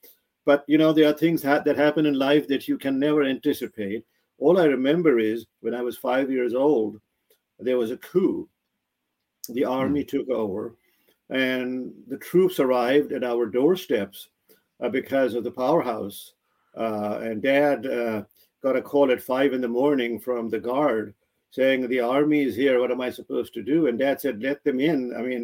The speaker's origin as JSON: {"language": "English", "country": "Pakistan", "tie": "born or raised there", "said": "That is correct. Yes, 1953, April 25th."}